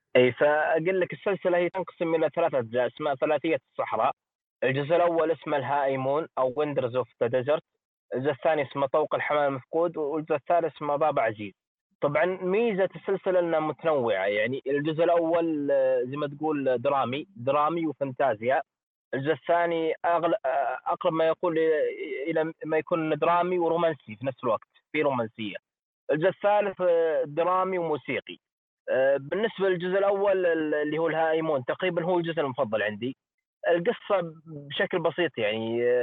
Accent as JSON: {"language": "Arabic", "country": "Saudi Arabia"}